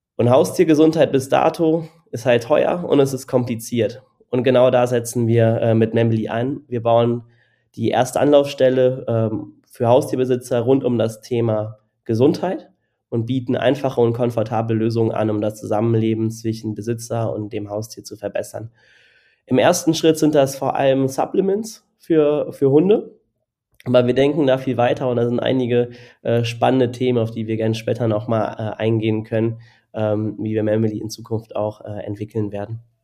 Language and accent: German; Cologne, North Rhine-Westphalia, Germany; now in Berlin, Germany; Ich komme ursprünglich aus Köln